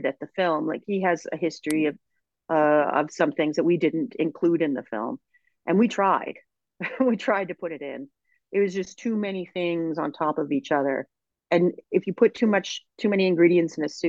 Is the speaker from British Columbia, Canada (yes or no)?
no; Edmonton, Alberta, Canada; also born or lived in Sherwood Park; I grew up in Edmonton